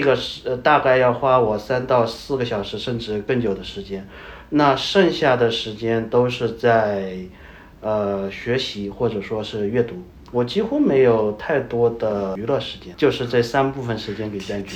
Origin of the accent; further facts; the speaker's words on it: China; moved away as an adult; now in Pakistan; 我们中国人